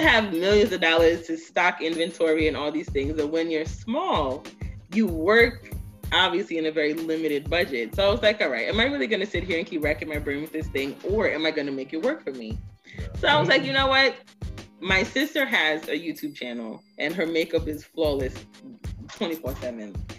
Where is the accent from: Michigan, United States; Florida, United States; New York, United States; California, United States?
New York, United States; New York City; They both met here in the States, which is why I was born in Brooklyn